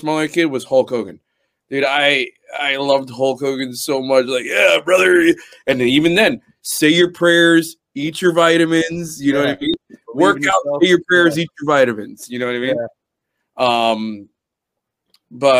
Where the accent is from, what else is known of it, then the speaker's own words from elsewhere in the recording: United States; Be proud that you're a fucking American